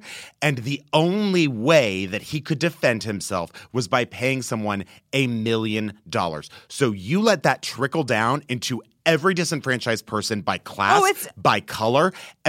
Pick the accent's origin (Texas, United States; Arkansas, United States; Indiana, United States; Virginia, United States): Texas, United States; I grew up in Texas.